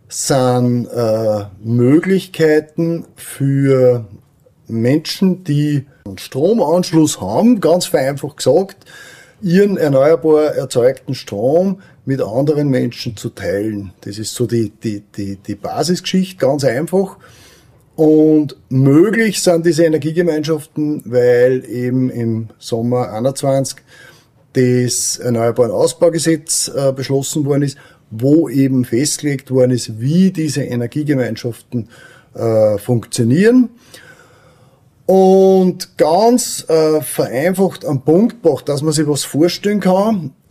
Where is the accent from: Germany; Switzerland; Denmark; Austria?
Austria; Weizenkirchen, Upper Austria; ich bin aus Weizenkirchen und bin dort in der Gemeindepolitik tätig